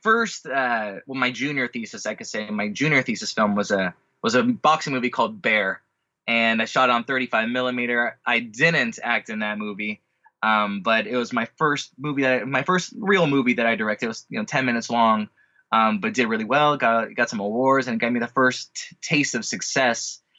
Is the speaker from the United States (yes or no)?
yes; Orange County, California, United States; also born or lived in San Diego / Los Angeles; I am a California native. I was born in San Diego, only lived the first year of my life there, but then mostly raised in Orange County and moved up to L.A. to go to college here